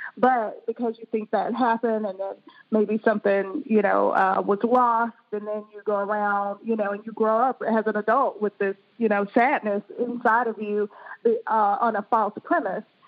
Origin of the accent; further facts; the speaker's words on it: Birmingham, Alabama, United States; moved away as an adult; also born or lived in Boston, Massachusetts; now in Maryland, United States; I'm originally from Birmingham, Alabama